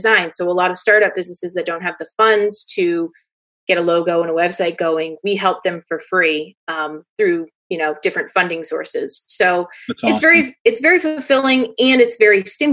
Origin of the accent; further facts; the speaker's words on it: Western Maine, United States; also born or lived in Chester, New Hampshire; I grew up in Western Maine